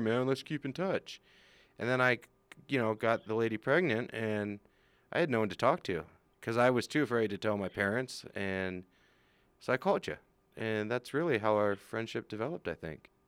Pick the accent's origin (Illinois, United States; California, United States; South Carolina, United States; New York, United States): California, United States; moved away as an adult; now in Utah, United States; I was from California coming to Utah